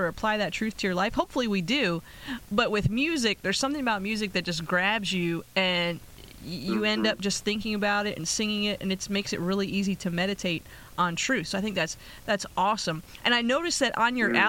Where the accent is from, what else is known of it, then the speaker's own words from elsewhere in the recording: Pennsylvania, United States; now in Las Vegas, United States; I'm from Pennsylvania